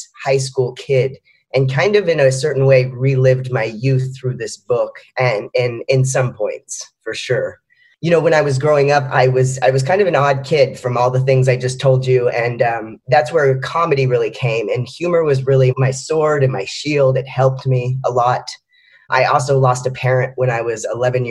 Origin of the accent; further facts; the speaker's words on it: Austin, Texas, United States; moved away as an adult; now in New York, United States; I grew up in Austin, Texas, which is a great city, and my family still lives there